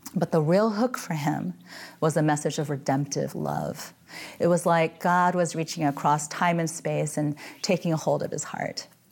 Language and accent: English; Midwest, United States; moved away as an adult; now in San Francisco, United States; I grew up in the Midwest and suffered through freezing gray winters